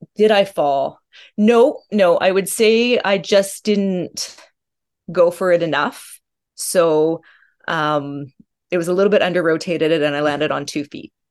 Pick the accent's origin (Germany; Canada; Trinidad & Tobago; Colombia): Canada; Calgary, Alberta; I grew up in Calgary, which is about an hour away from Banff, Rocky Mountains